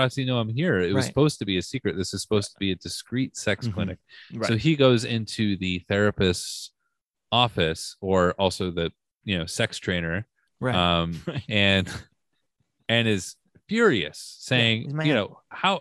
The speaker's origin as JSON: {"language": "English", "country": "United States", "said": "being American"}